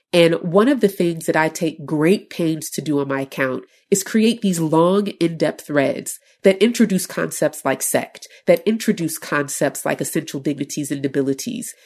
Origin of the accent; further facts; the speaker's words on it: Chicago, Illinois, United States; I'm from Chicago